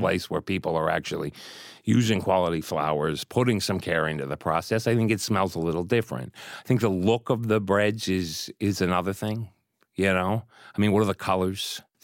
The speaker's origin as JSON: {"language": "English", "town": "Pittsburgh", "region": "Pennsylvania", "country": "United States", "tie": "born or raised there", "moved": "yes", "said": "I grew up in Pittsburgh"}